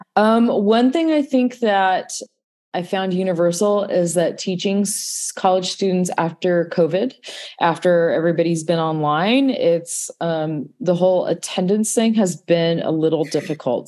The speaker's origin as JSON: {"language": "English", "region": "Southern California", "country": "United States", "said": "I'm from Southern California"}